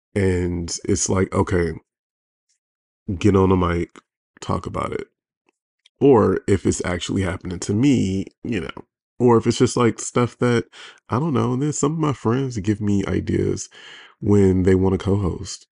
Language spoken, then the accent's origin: English; Detroit, Michigan, United States; now in Los Angeles, United States; I'm from Detroit, but I live